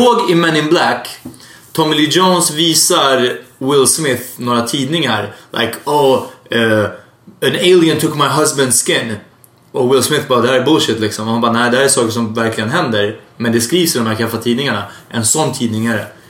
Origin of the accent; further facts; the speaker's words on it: Hungary; now in Sweden; jag är från Ungern